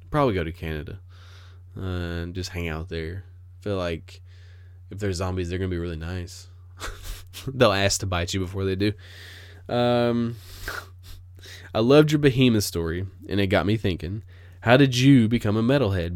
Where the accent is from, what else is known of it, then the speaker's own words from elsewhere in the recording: United States; I am an American